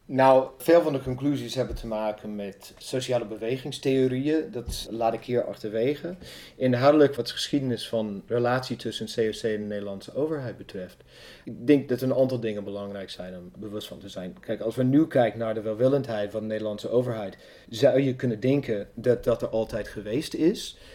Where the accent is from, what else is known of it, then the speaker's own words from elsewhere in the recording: Evansville, Indiana, United States; Dutch is a second language; also born or lived in Amsterdam, Netherlands; now in Netherlands; Ik kom uit Evansville, Indiana. Dat is in het zuiden van de staat Indiana.